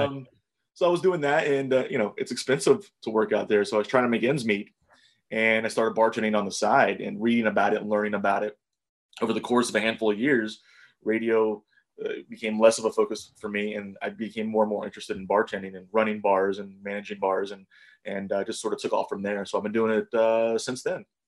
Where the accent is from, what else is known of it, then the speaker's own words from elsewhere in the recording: Ohio, United States; also born or lived in New Jersey / Louisville, Kentucky / Eugene, Oregon; I went to a high school here in Ohio, and I went to college in Ohio